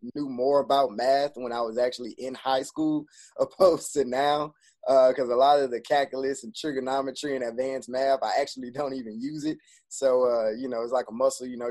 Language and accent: English; Baton Rouge, Louisiana, United States; born and raised in Baton Rouge